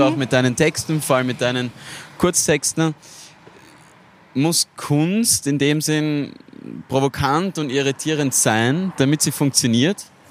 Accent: Styria, Austria; ich bin ursprünglich aus der Steiermark

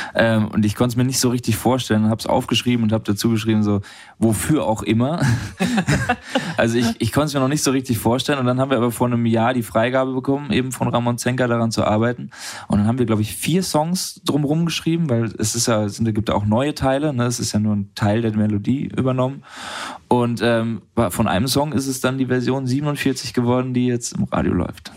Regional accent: Düsseldorf, North Rhine-Westphalia, Germany; Ich komme aus Düsseldorf, da aus der Ecke

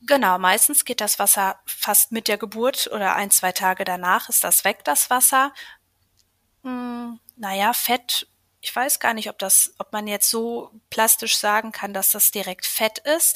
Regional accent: Schwerte, North Rhine-Westphalia, Germany; ich komme aus Schwerte, das ist im Ruhrgebiet bei Dortmund und habe dort ein kleines Yoga-Studio seit 2020

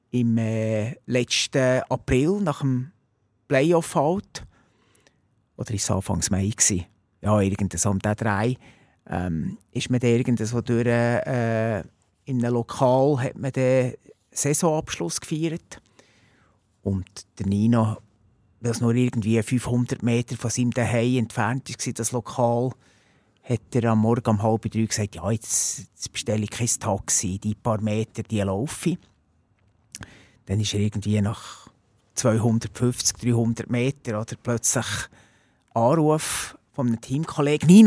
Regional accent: Netherlands; Wobei, jetzt, wo ich, also als, als, Holländer habe ich ja Belgien nicht gern.

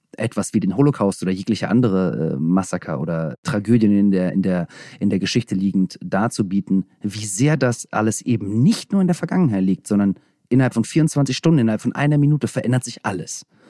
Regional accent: Russia; moved away; Das erste Mal, seitdem ich geboren bin in Russland, war ich dort

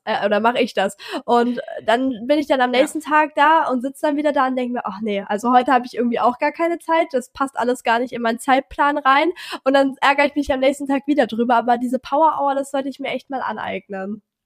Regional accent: Hamburg, Germany; ich komme aus Hamburg

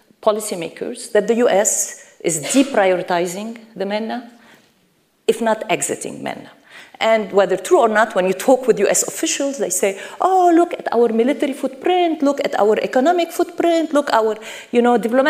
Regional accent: United States; I come from the United States

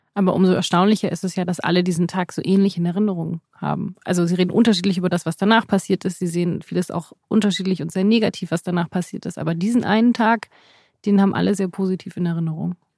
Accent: West Germany, Germany; als Westdeutsche

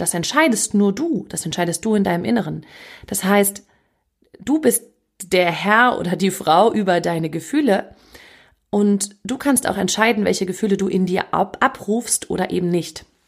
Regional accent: Northern Germany, Germany; wie man bei uns im Norden sagt

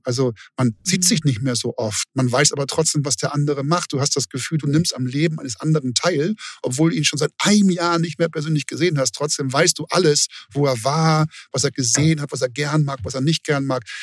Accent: Hamburg, Germany; ich bin Hamburger

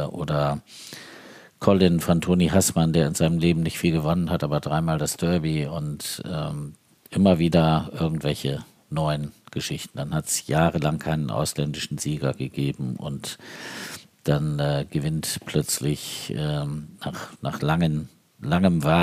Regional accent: Uthlede, Lower Saxony, Germany; ich komme aus Udlede, wir können

